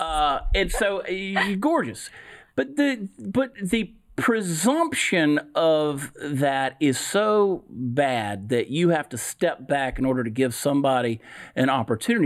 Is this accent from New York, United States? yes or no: no; Georgia, United States; now in Texas, United States; I grew up in the South. I grew up in Georgia. I live in Texas now.